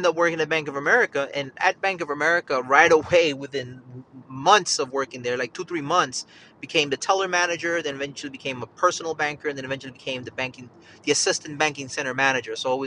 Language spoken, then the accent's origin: English; Yonkers, New York, United States; moved away as an adult; also born or lived in Bronx, New York; now in Charlotte, United States; I'm actually from Yonkers, New York, raised in Yonkers, New York.